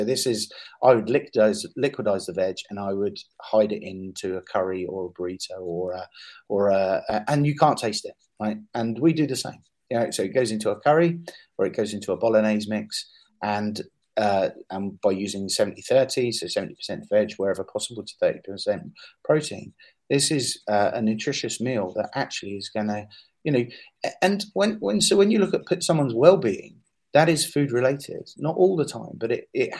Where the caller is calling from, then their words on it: Edinburgh, Scotland, United Kingdom; And I'm actually talking from Edinburgh now because we're in conversation about running a pilot, and that pilot will be run here.